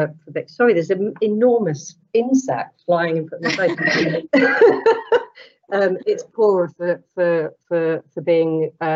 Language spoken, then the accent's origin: English; Welsh, Wales, United Kingdom; also born or lived in Manchester; I'm Welsh